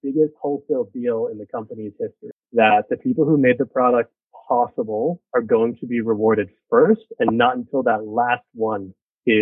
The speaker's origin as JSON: {"language": "English", "town": "New York City", "region": "New York", "country": "United States", "tie": "born or raised there"}